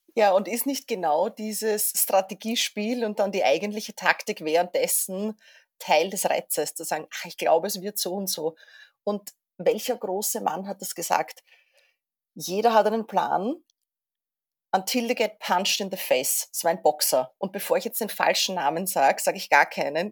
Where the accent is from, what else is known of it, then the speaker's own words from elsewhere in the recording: Vienna, Austria; ich komme aus Wien